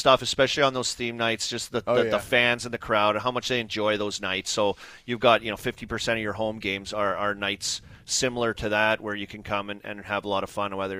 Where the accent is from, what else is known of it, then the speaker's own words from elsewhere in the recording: Canada; growing up in Canada and going to school, you learn French.